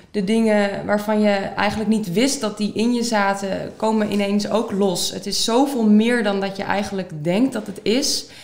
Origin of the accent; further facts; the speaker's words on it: Soest, Utrecht, Netherlands; ik ben 25 jaar oud. Ik kom uit Soest.